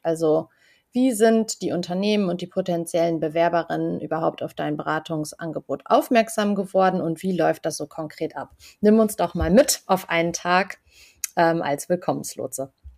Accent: Germany; selbst als Deutsche

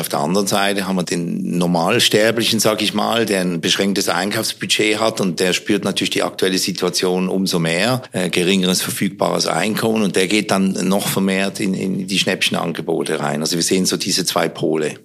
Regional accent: Switzerland; Ich bin ja Schweizer

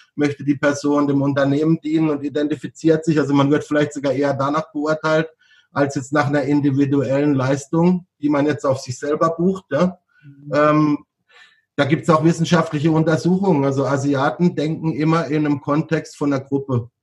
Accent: Freiburg, Baden-Württemberg, Germany; moved away as an adult; also born or lived in Bangkok, Thailand / Hanoi, Vietnam / Hong Kong; ich komme ja aus, aus Süddeutschland, gut, ich komme jetzt aus Baden

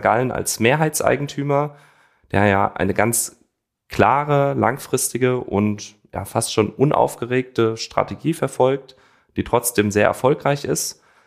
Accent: Frankfurt am Main, Hesse, Germany; also born or lived in East Westphalia; ich bin gebürtiger Frankfurter mit Wurzeln in der ostwestfälischen Region

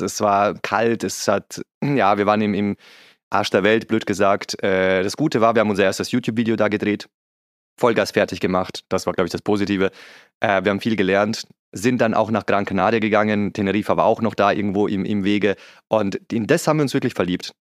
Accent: Vienna, Austria; moved away; ich bin typischer Wiener

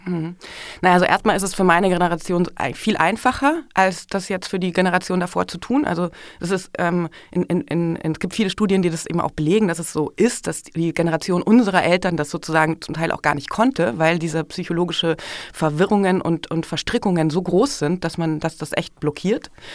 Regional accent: Germany; bei uns in Deutschland

